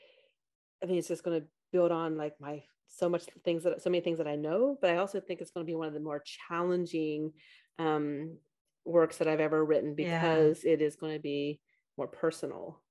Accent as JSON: {"language": "English", "town": "Beaver", "region": "Ohio", "country": "United States", "tie": "born or raised there", "said": "I grew up in a small village called Beaver, Ohio"}